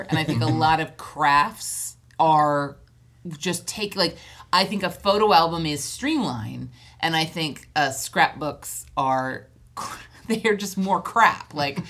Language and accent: English; Hawaii, United States; now in Los Angeles, United States; we grew up in Hawaii